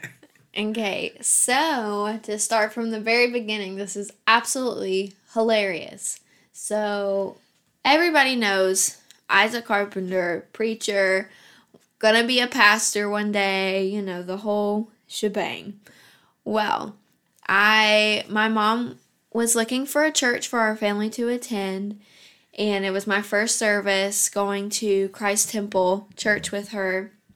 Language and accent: English; Huntington, West Virginia, United States; I was born and raised in Huntington, West Virginia